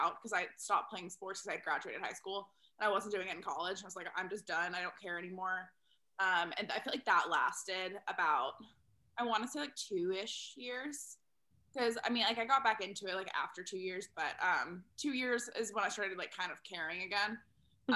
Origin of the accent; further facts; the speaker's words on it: Texas, United States; moved away; also born or lived in Chicago; I'm originally from Texas